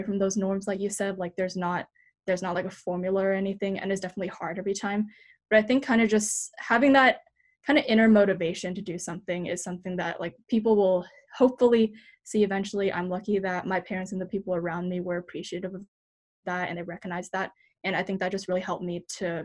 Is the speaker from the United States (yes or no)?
yes; United States; as a Taiwanese American, because when I growing up in America